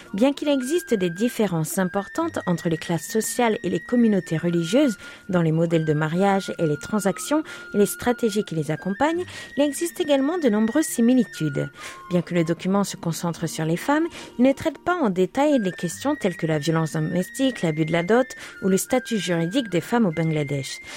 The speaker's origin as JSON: {"language": "French", "town": "Trilport", "region": "Île-de-France", "country": "France", "tie": "born or raised there", "moved": "yes", "said": "j'ai grandi à Trilport"}